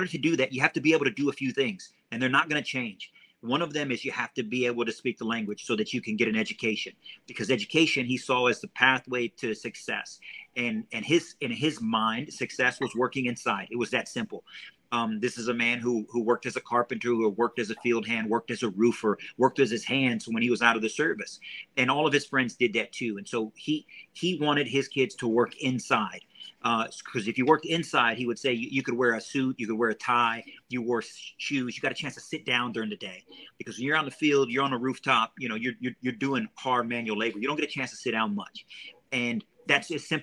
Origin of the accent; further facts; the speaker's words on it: South Texas, United States; now in Virginia, United States; I'm originally from South Texas